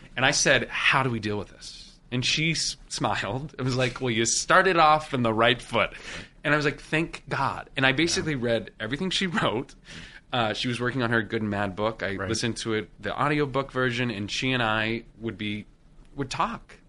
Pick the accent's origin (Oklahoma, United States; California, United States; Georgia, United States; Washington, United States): Washington, United States; moved away as an adult; I'm from Washington State